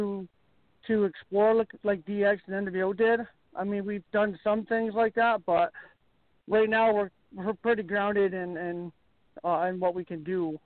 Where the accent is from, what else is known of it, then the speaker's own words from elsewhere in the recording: Malone, New York, United States; I am New York. I'm like 20 minutes away from Canada.